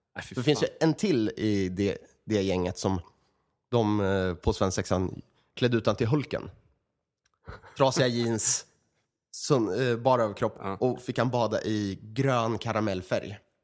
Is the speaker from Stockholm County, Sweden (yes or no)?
no; Örebro, Örebro County, Sweden; i Örebro, där vi kommer ifrån